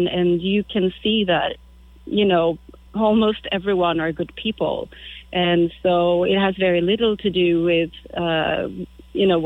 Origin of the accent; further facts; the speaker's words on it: Sweden; I'm from Sweden